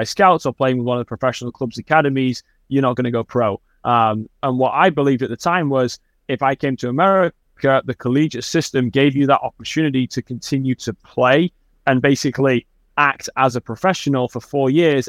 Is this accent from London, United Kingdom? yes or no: no; Manchester, North West England, United Kingdom; now in United States; I grew up in Manchester, England, which is in the northwest of England